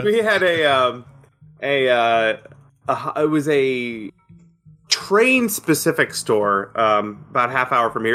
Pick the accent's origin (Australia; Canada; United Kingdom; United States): United States; near Syracuse, upstate New York; moved away; my hometown, my little um, town in upstate New York